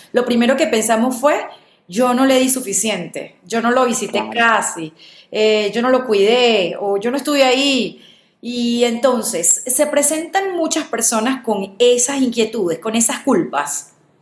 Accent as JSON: {"language": "Spanish", "country": "Venezuela", "moved": "yes", "said": "yo como venezolana lo viví y fue ese duelo migratorio que es durísimo"}